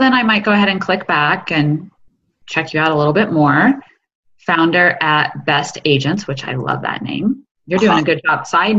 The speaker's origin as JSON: {"language": "English", "town": "Eugene", "region": "Oregon", "country": "United States", "also_born_or_lived": "Canada", "moved": "yes", "said": "I'm originally from Oregon."}